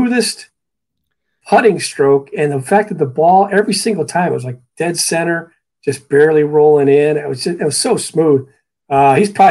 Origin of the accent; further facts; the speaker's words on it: Northeast Ohio, United States; moved away; I grew up in Northeast Ohio